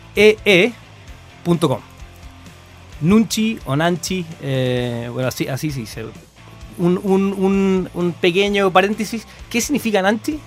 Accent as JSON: {"language": "Spanish", "town": "Concepción", "region": "Biobío", "country": "Chile", "tie": "born or raised there", "moved": "as an adult", "lives_now": "Santiago, Chile", "said": "Soy, de Conce, me encanta, me encanta mi ciudad"}